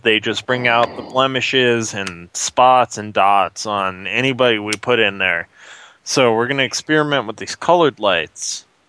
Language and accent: English; United States; now in Canada; Sorry, I'm from the States. I don't know the terminology so well yet.